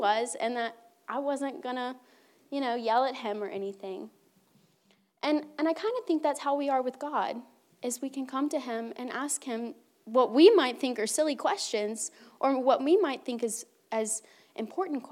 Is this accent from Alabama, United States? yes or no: yes; Mobile, Alabama, United States; now in India; I live in India. I am from Mobile. I went to school with the Turner